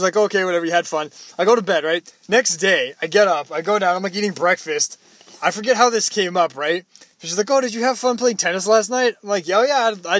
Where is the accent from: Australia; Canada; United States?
Canada; Toronto, Ontario; I'm from Toronto, too.